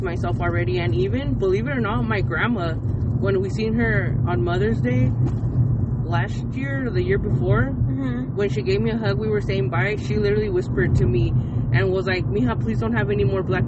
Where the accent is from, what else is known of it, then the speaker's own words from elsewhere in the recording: California, United States; also born or lived in San Jose; I love my hometown and I always wanted my daughter to be raised here because all my family's here